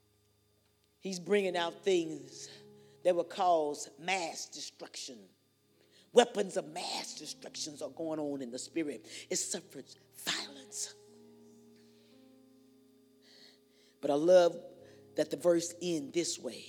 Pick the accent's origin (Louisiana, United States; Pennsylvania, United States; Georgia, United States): Louisiana, United States; I'm from Louisiana, boudin and cracklings, pecan pie, gumbo